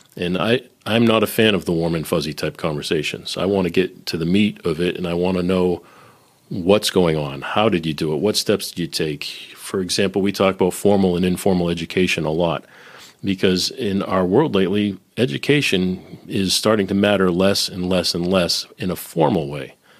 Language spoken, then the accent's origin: English; Boston, Massachusetts, United States; also born or lived in Nashville / Silicon Valley / Northern Kentucky; now in Cincinnati, United States; I'm originally from Boston, living in Cincinnati.